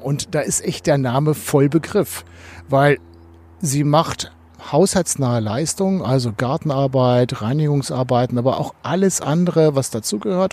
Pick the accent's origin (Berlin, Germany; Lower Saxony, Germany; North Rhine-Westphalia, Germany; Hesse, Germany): Lower Saxony, Germany; Oldenburg; Und so bin ich ja früher auch als Oldenburger nach Leer gefahren